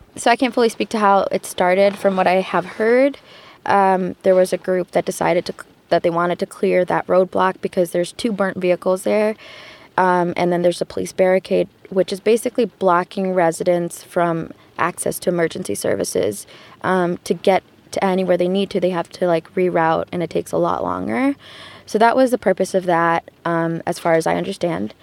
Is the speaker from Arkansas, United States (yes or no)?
no; Detroit, Michigan, United States; I'm from Detroit, Michigan.